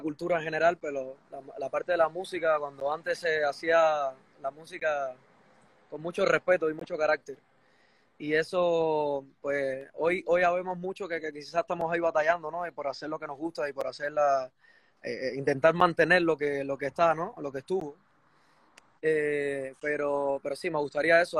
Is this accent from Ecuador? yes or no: no; Chambas, Ciego de Ávila, Cuba; now in Spain; en Cuba yo nací en un pueblo, yo nací, de, la zona central de Cuba, ciego de Ávila. Soy de un pueblo que se llama Chamba